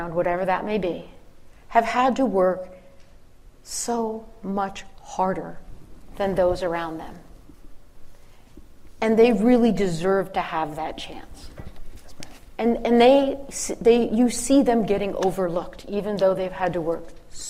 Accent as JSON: {"language": "English", "town": "Philadelphia", "region": "Pennsylvania", "country": "United States", "said": "I'm from the Philly area"}